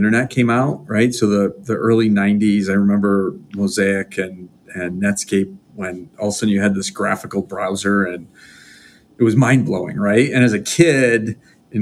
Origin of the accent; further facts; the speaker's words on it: Rochester, New York, United States; I'm from Western New York, so Rochester, New York, which these days seems like a great place to live